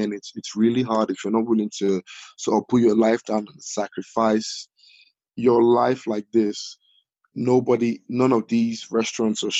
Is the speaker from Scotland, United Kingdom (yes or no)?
no; Walsall, West Midlands, United Kingdom; my hometown, my home city